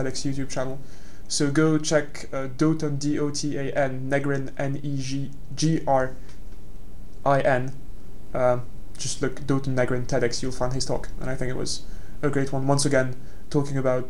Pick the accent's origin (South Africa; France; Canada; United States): France; moved away as an adult; now in London, United Kingdom; my hometown, which is, let's be honest, not the biggest town in France